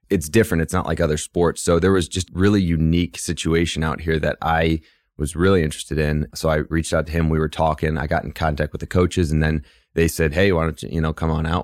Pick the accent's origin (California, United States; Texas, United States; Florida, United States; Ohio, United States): Ohio, United States; Cleveland; moved away; I grew up on the west side of Cleveland, so Midwest kid